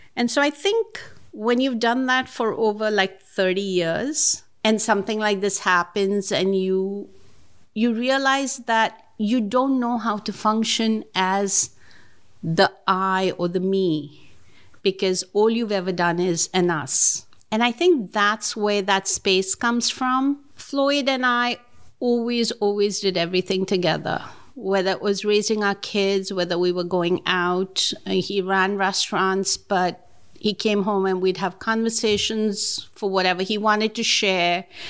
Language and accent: English; Mumbai, Maharashtra, India; moved away as an adult; now in New York, United States; I grew up in Bombay. I grew up in Mumbai